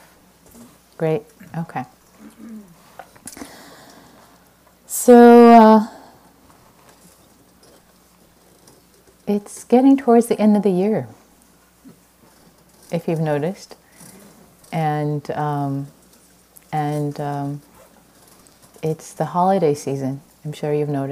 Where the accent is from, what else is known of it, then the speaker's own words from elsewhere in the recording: Iran; moved away; I'm Persian. I was born in Iran